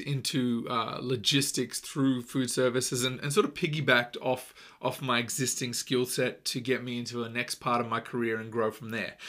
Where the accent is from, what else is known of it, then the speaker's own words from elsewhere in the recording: Australia; growing up in Australia, most children, um, at some point play a weekend sport, uh, or play through their school, it's just a really big part of our culture